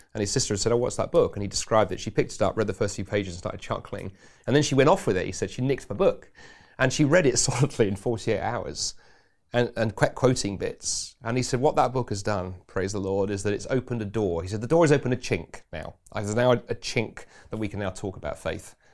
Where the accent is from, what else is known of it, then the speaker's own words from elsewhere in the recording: England, United Kingdom; now in Scotland; being an Englishman